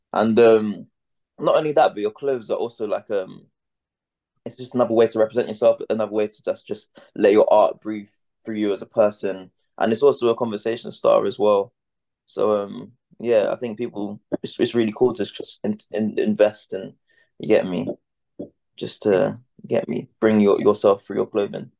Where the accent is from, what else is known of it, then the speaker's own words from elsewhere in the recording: London, United Kingdom; I'm an artist from London